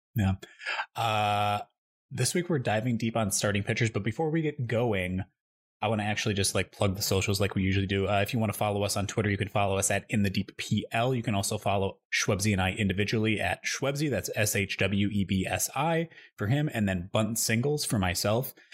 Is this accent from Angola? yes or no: no; Midwest, United States; moved away; I grew up in the Midwest, that I'm just so used to always having a basement